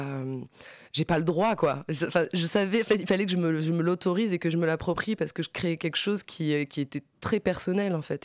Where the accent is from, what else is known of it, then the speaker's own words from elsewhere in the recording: France; je suis française parce que je vais à l'école en France, euh, je suis née en France